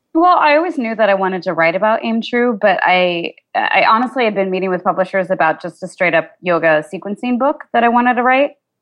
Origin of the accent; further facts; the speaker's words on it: Kansas, United States; I grew up in Kansas